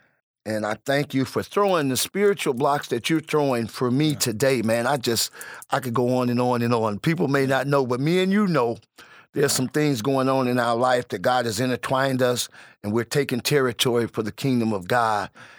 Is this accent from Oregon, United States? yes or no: no; Kankakee, Illinois, United States; also born or lived in Chicago; I was born in Chicago, Illinois.